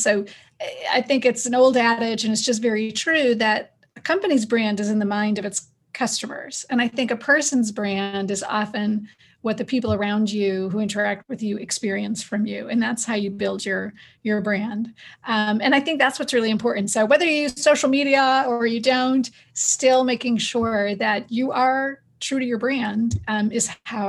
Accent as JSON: {"language": "English", "region": "Northeast", "country": "United States", "tie": "born or raised there", "said": "So I grew up in the Northeast of the US, and my family moved around a lot"}